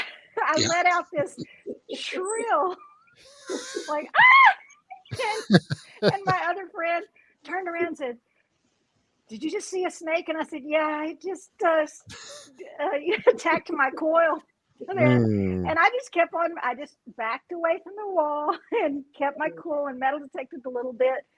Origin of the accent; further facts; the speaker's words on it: West Texas, United States; I grew up in West Texas